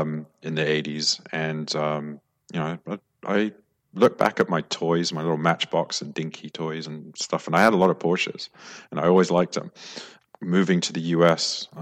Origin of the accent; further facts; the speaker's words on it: London, United Kingdom; I suppose as a kid growing up in London, I went to some fancy schools like Hill House, Westminster School, and then the LSE.